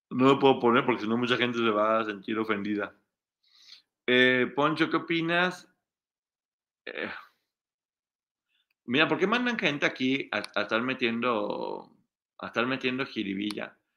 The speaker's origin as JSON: {"language": "Spanish", "region": "Aguascalientes", "country": "Mexico", "tie": "born there", "also_born_or_lived": "Guadalajara, Mexico", "said": "Sí, ahí nací, nací en Aguascalientes."}